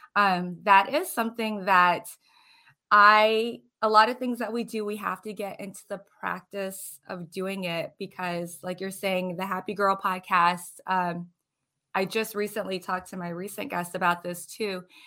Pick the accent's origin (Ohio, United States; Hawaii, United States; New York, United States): Hawaii, United States; moved away as an adult; also born or lived in Florida; now in New Port Richey, United States; I am originally from Hawaii